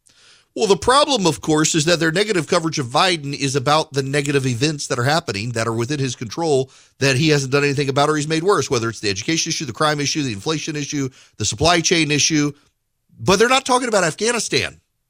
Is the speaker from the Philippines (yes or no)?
no; Dubai, United Arab Emirates; and I grew up in Dubai. My dad worked for Conoco Oil, and Conoco was in charge of the Dubai Petroleum Company, DPC.